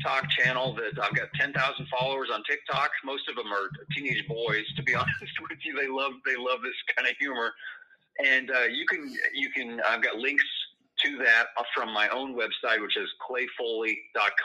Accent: rural Iowa, United States; moved away as an adult; now in Illinois, United States; boy from small town in rural Iowa

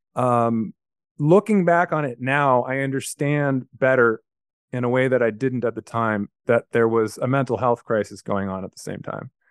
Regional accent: Los Angeles, California, United States; I grew up in a place called Carthay Circle

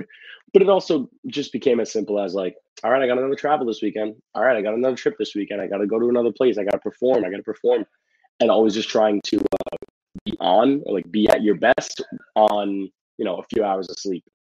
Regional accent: New York City, New York, United States; I I grew up in the Bronx

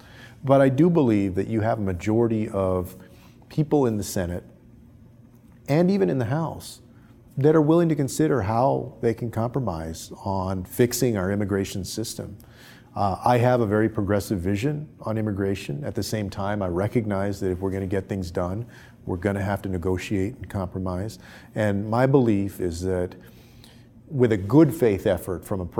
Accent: Texas, United States; my home state of Texas

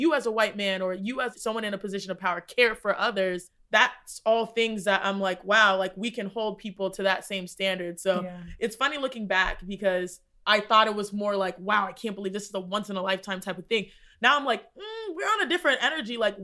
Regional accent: Texas, United States; growing up in Texas, we had Texas history

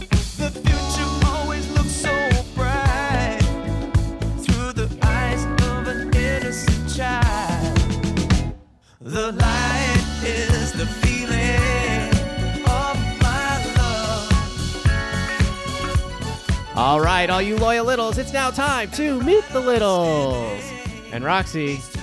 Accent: Stuyvesant, New York, United States; moved away; I'm actually from Stuyvesant, New York

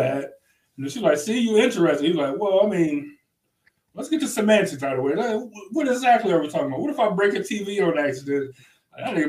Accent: Cleveland, Ohio, United States; accent: Cleveland; because of my Cleveland accent

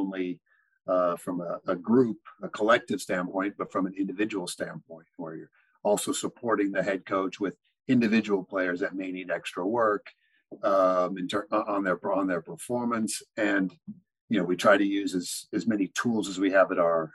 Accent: Arizona, United States; moved away as an adult; also born or lived in Kansas / Mexico; I grew up in Arizona

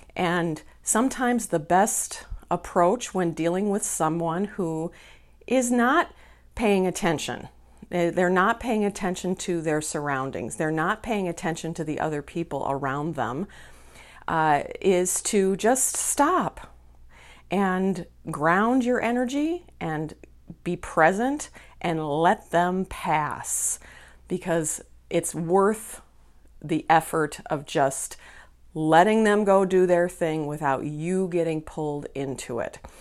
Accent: Minneapolis, Minnesota, United States; here in Minneapolis, my hometown

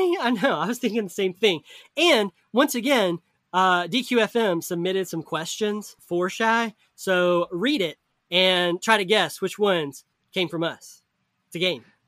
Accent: the South, United States; I grew up in the South

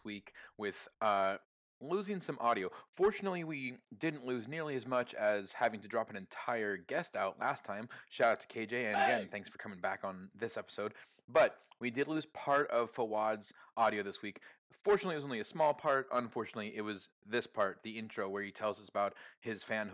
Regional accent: Portland, Oregon, United States; also born or lived in California / Phoenix; My family moved from California to Portland in the early 90s

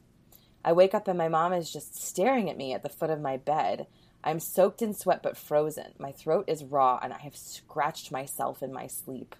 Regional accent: Canada; I'm Canadian

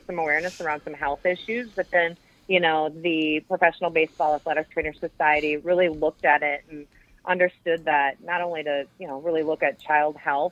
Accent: Wisconsin, United States; moved away; I grew up in Wisconsin

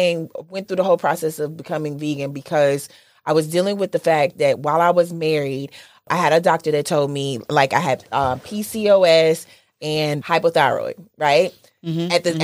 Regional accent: Southern Mississippi, United States; I'm from Southern Mississippi. We eat the shit that be in our backyard

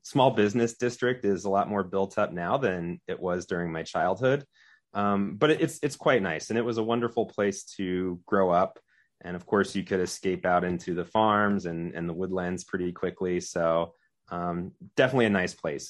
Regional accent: Orwigsburg, Pennsylvania, United States; also born or lived in Pottsville, Pennsylvania / Reading, Pennsylvania / Philadelphia, Pennsylvania; I grew up in Orenburg.

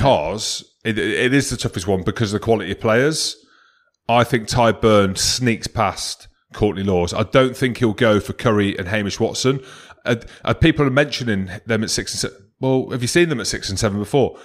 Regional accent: Scotland, United Kingdom; I am Scottish

